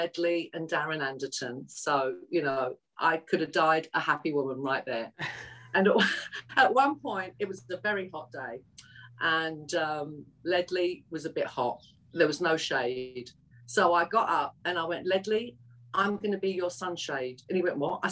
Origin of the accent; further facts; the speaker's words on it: London, United Kingdom; accent: Cockney; moved away as an adult; also born or lived in East End, London / Los Angeles, United States; Although I was raised in North London, I'm actually a true Cockney because I was born in the East End, within the sound of the Bow Bells